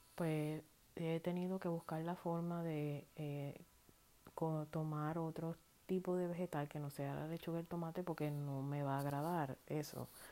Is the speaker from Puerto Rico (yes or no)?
yes; Puerto Rico; yo llevo en la sangre como puertorriqueña